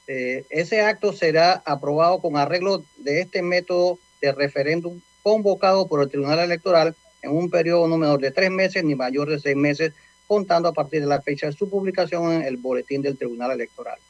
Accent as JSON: {"language": "Spanish", "country": "Panama", "said": "nosotros como panameños"}